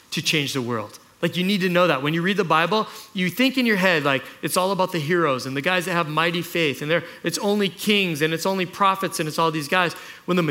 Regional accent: Kailua, Hawaii, United States; I grew up in Kailua

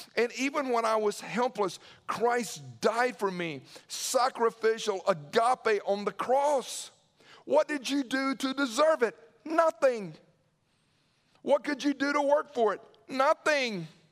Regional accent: Newnan, Georgia, United States; I remember growing up in Noonan

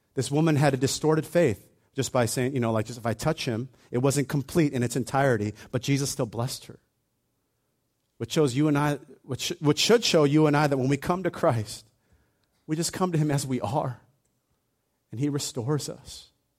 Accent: Hawaii, United States; when I was a kid, I grew up in Hawaii

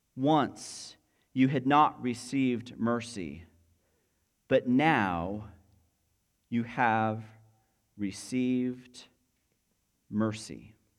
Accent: United States; Most of us have an identity that is rooted in being an American citizen

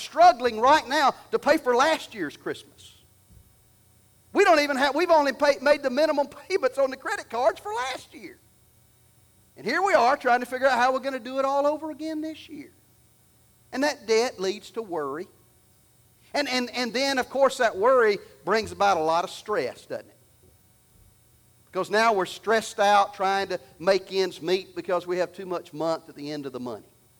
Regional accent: Alabama, United States; I'm from Alabama

